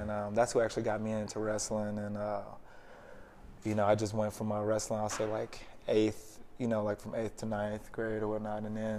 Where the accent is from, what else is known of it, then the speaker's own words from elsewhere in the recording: Detroit, Michigan, United States; moved away; also born or lived in Branson, Missouri; Originally, I'm from Detroit, Michigan.